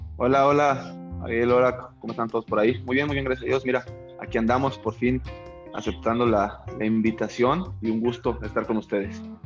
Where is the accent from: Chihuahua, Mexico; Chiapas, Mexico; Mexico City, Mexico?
Mexico City, Mexico; nací un 4 de febrero de 1994 en la Ciudad de México, Clínica 32 de Acoxpa, Coyoacán